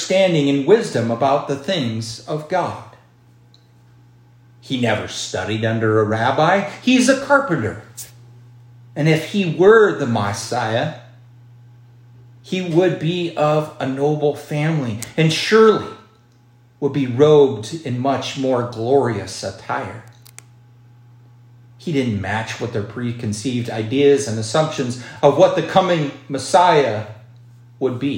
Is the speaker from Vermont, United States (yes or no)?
no; Miles City, Montana, United States; my hometown of Miles City.